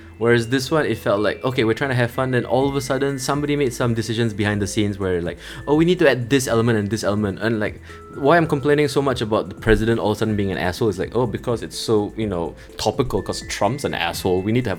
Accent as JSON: {"language": "English", "country": "Singapore", "said": "I'm a Singaporean."}